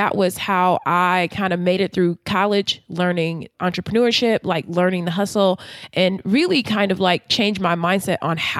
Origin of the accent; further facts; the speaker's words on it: Baltimore, Maryland, United States; now in Washington, D.C., United States; But since I'm from Baltimore, I know I could have a mini waterfront condo for this price.